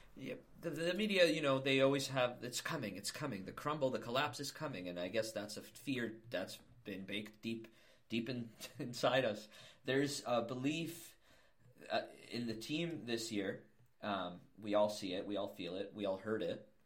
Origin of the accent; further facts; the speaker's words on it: Toronto, Ontario, Canada; where I grew up in Toronto